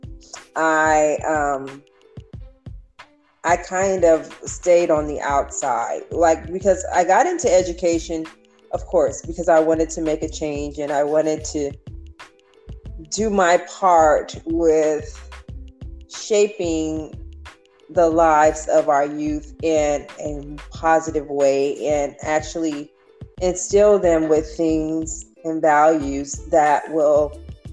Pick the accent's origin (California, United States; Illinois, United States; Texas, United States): California, United States; Los Angeles; I am from Los Angeles, California, born and raised. I am second generation California bred, born, so this is my home.